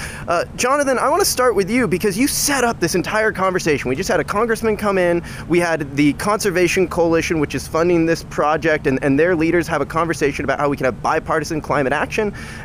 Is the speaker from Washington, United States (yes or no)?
yes; Seattle, Washington, United States; I'm from Seattle, Washington. It's actually, I think, my first time in Minnesota